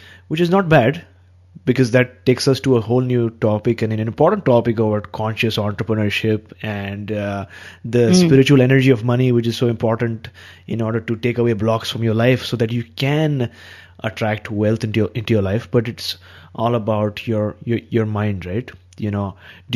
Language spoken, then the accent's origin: English; India; being an Indian